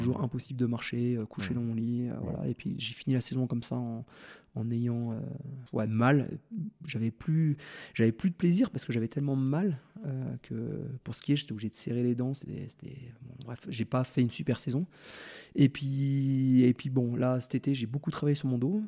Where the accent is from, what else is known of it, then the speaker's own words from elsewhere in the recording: Val Thorens, Auvergne-Rhône-Alpes, France; Valto grâce à là où j'ai grandi